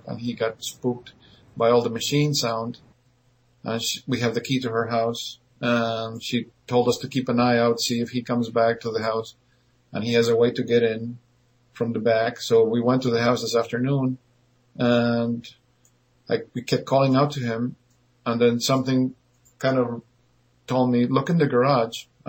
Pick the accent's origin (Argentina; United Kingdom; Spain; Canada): Argentina; moved away; I was born and raised in Argentina